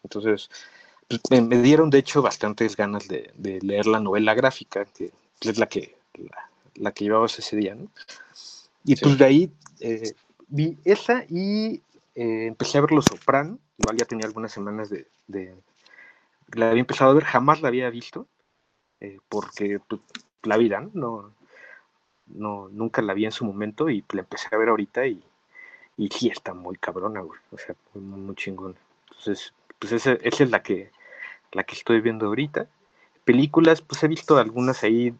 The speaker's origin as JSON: {"language": "Spanish", "country": "Mexico", "said": "nosotros como mexicanos"}